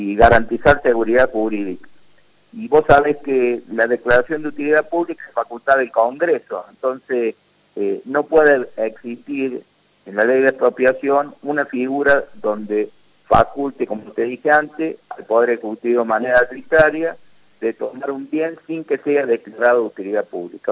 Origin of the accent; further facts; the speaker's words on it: Cruz del Eje, Córdoba, Argentina; soy de Cruz de leche